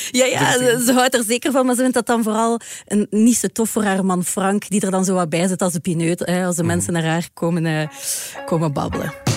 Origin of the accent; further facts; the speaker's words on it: Ghent, Flanders, Belgium; ik ben van Gent